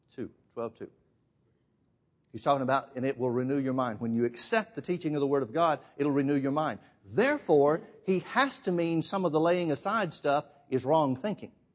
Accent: Alabama, United States; I'm from Alabama.

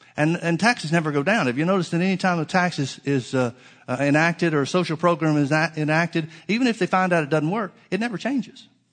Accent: the South, United States; I'm from the South

